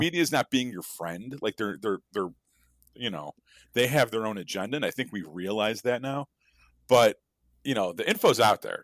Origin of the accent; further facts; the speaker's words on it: Chicago, Illinois, United States; I am from Chicago